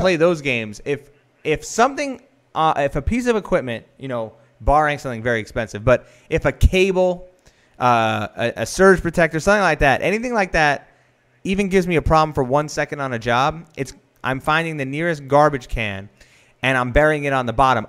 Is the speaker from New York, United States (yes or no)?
yes; New York, United States; I'm a New Yorker